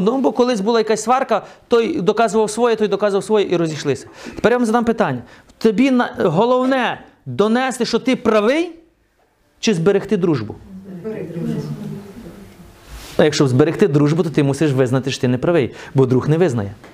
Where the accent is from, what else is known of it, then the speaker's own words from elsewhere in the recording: the West, Western Ukraine, Ukraine; moved away; Я ж виріс на Заході.